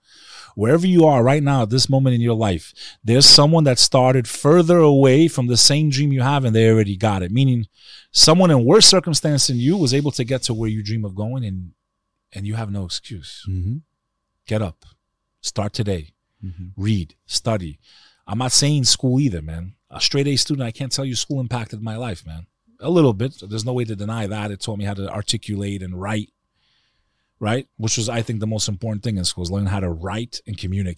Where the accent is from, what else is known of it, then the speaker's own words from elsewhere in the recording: United States; born there; like I said, my family, us, we were all anti-communist fighters. That's why I was born in America.